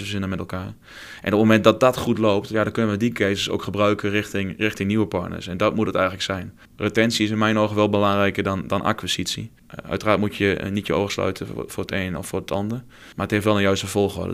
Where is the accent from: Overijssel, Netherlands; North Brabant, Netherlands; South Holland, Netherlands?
Overijssel, Netherlands; Twente; accent: Twente; moved away as an adult; also born or lived in Deventer / Arnhem; Afkomstig uit het mooie Twente, dat ga je ongetwijfeld horen naar mijn accent